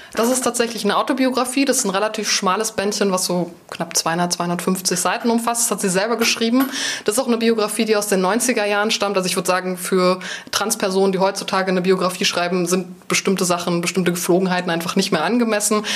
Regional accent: Berlin, Germany; aus so einer kleinen Ecke von Berlin zu kommen, die vielleicht gar nicht jeder wahrnimmt oder wo jeder so fragt, ist das eigentlich Brandenburg?

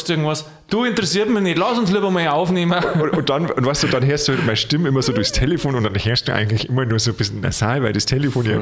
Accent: Bavaria, Germany; Ich sage dir jetzt aber, den brauche aus Niederbayern oder aus da der Region, wo ich herkomme, und zwar Ohrkarren.

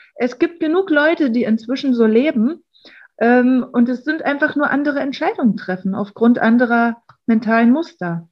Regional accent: Berlin, Germany; wir kommen aus Berlin

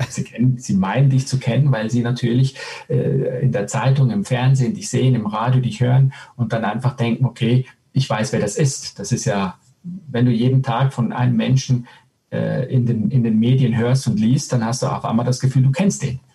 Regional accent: Switzerland; moved away as an adult; also born or lived in Spain; geborener äh, Spanier, aufgewachsen in der Schweiz mit italienischen Nachbarn

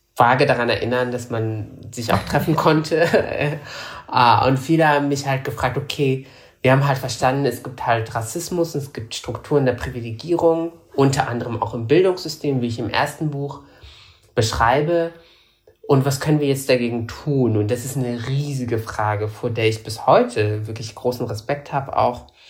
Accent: Morocco; also born or lived in Germany; now in Berlin, Germany; Ich bin ja in Marokko zur Schule gegangen und nicht in Deutschland. In Deutschland nur zur ersten Klasse

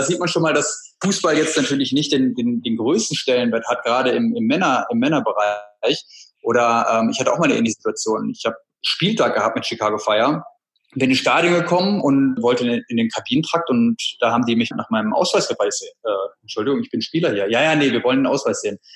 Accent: Bad Oeynhausen, North Rhine-Westphalia, Germany; also born or lived in Berlin; Ich habe mich für Berlin entschieden, weil der erste Eindruck der Stadt, ich komme aus Bad Oeynhausen, einer kleinen Stadt, hat mich total beeindruckt

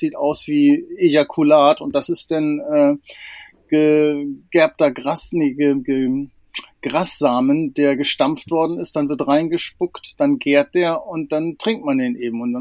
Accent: Lower Saxony, Germany; also ich bin auf dem Land groß geworden, in einem kleinen Dorf in der Nähe von Spieker an der Nordseeküste

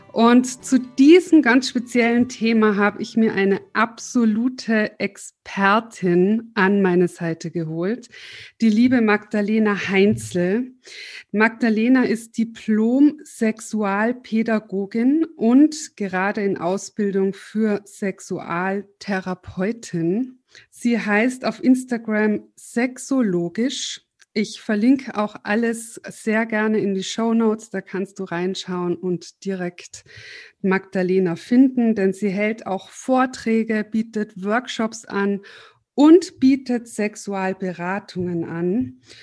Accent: Austria; wir sind beide aus Österreich. Wir haben im Vorgespräch schon voll dialektet

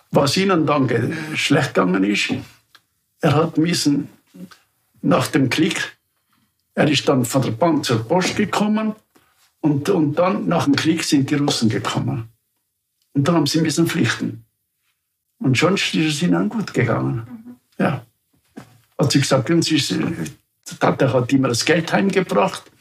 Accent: Upper Austria, Austria

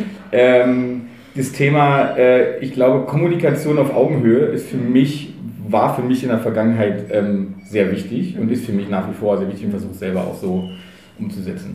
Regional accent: Berlin, Germany; ich bin in Treptow groß geworden, Treptow Köpenick

